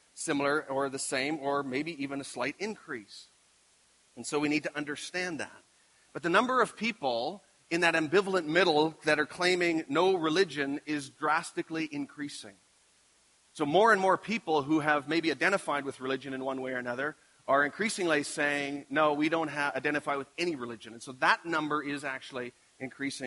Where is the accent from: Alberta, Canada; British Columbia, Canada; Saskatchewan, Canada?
Saskatchewan, Canada; Carrot River; growing up with my cousins, we lived in Carrot River